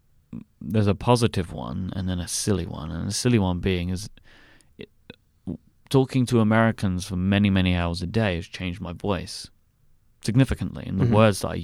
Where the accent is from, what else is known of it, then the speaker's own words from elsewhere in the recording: United Kingdom; I have a great benefit that I'm British, and you'll probably ask me a question about this, so I won't go into it anymore.